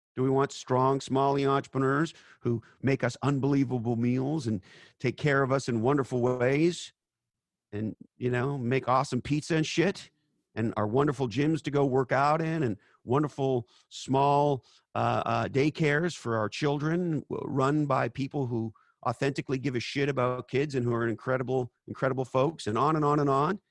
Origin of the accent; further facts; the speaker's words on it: Canada; moved away as an adult; now in United States; I'm an immigrant from Canada